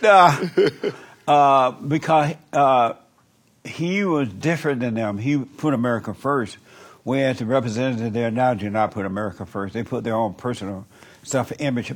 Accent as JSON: {"language": "English", "region": "Alabama", "country": "United States", "tie": "born or raised there", "said": "I grew up in Alabama"}